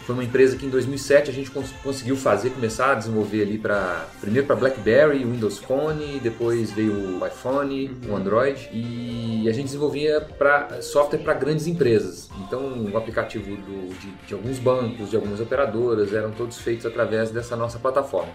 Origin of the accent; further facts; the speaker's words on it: Belo Horizonte, Minas Gerais, Brazil; moved away as an adult; now in São Paulo, Brazil; Foi aí que eu me mudei para São Paulo, eu sou de Belo Horizonte, me mudei para São Paulo com família e cachorro e tudo